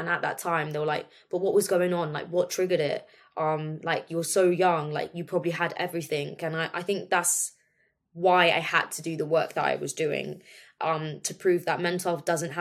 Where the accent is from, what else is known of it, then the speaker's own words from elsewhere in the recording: Milton Keynes, South East England, United Kingdom; moved away; grew up in a small village in Milton Keynes